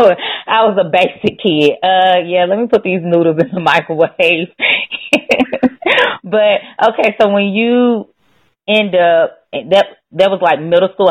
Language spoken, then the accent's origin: English; Chattanooga, Tennessee, United States; so I'm from Chattanooga, and so, you know, Chattanooga is right there next to Atlanta, like, what, 90 miles or so away.